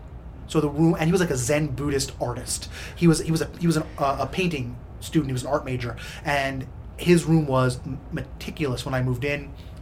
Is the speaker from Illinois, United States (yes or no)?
no; New Jersey, United States; So I went to a state school in my home state of New Jersey for a year